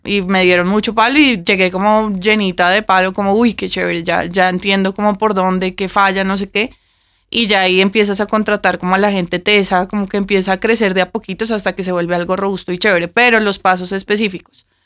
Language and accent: Spanish; Bogotá, Colombia; moved away as an adult; also born or lived in Vancouver / Toronto / Mexico City